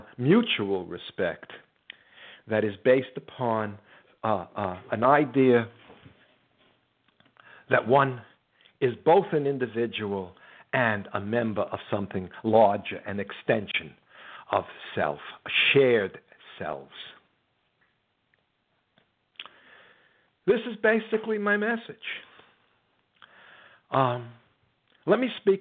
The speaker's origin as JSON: {"language": "English", "country": "United States", "said": "I'm an American."}